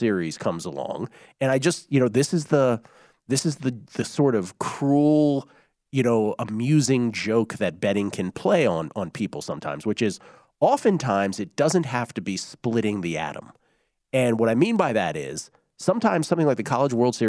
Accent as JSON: {"language": "English", "country": "United States", "said": "we're American sports fans. We all grew up loving the major sports"}